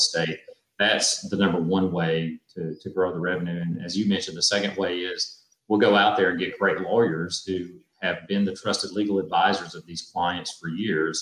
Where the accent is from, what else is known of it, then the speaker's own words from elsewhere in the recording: Tennessee, United States; I grew up in Tennessee